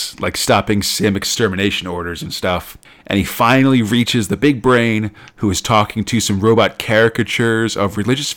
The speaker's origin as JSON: {"language": "English", "country": "United States", "said": "I'm an American in 2017"}